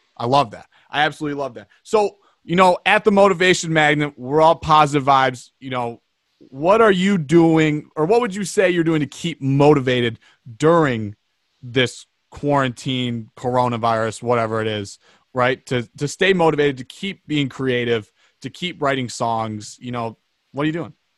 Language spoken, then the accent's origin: English; Plymouth, Michigan, United States; also born or lived in Johnstown, Colorado; I'm from Michigan